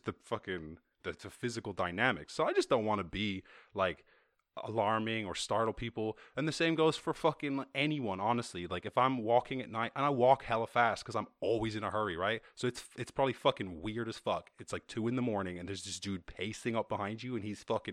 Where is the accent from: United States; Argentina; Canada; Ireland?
Ireland; I grew up in Ireland in the countryside